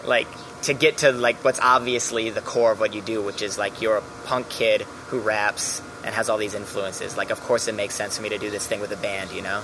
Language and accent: English; Milwaukee, Wisconsin, United States; moved away as an adult; also born or lived in Los Angeles; now in New York, United States; I'm from Milwaukee